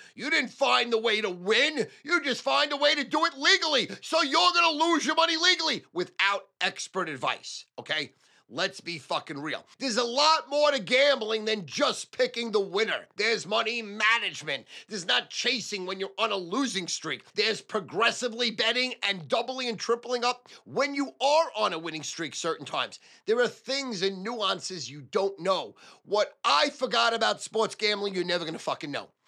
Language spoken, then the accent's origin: English; United States; as an American, a red-blooded American